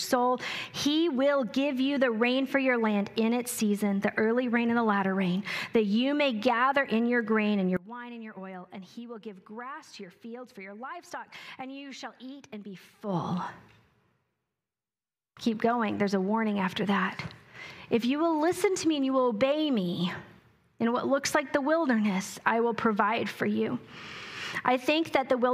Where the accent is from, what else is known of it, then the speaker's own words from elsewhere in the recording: New Mexico, United States; I grew up on irrigation in New Mexico